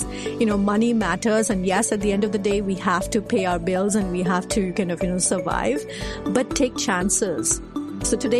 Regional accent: India; moved away as an adult; now in United States; I was an Indian, born and raised in India, now living in the States

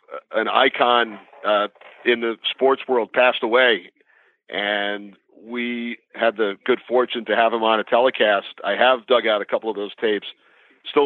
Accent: Long Island, New York, United States; also born or lived in Washington, D.C.; growing up on Long Island

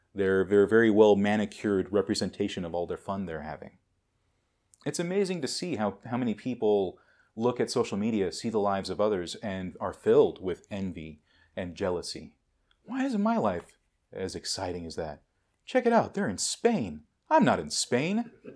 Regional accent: United States; American Buddhists

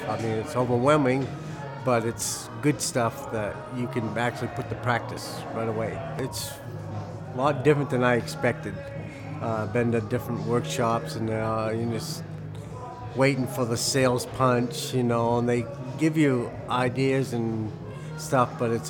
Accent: Tulsa, Oklahoma, United States; I'm from Tulsa, Oklahoma.

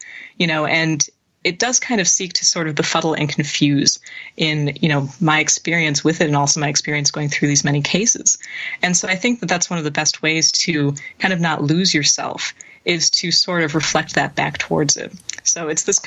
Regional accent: Wisconsin, United States; my home state of Wisconsin

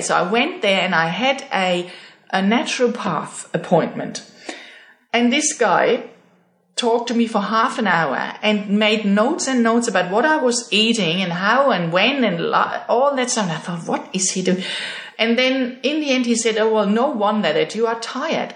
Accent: Germany; moved away as an adult; now in Australia; my German passport

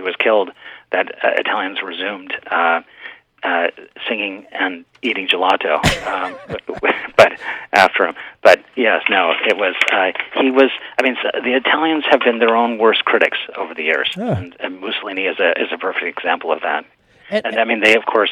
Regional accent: Sacramento, California, United States; my hometown of Sacramento

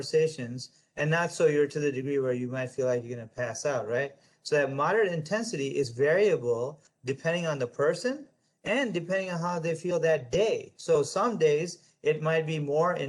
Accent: United States; I'm an American, I'm a proud American.

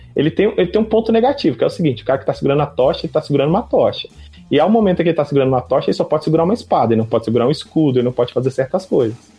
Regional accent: Brasília, Federal District, Brazil; eu sou aqui de Brasília

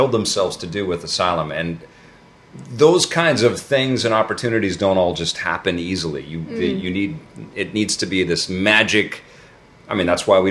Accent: Canada; I'm Canadian

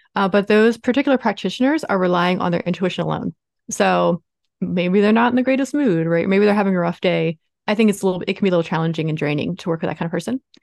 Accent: Baltimore, Maryland, United States; moved away as an adult; also born or lived in Los Angeles; I am from Baltimore, Maryland, in the States, uh, a very post-industrial town.

